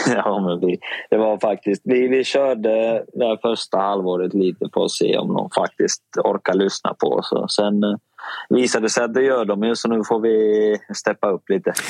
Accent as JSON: {"language": "Swedish", "country": "Finland", "moved": "yes", "lives_now": "Sweden", "said": "jag är finsk och lite rakare"}